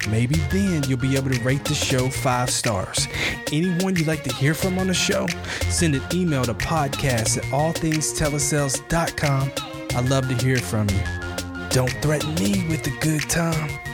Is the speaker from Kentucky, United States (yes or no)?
yes; Kentucky, United States; moved away as an adult; now in California, United States; I'm originally from Kentucky. We had those back in my tri-state area.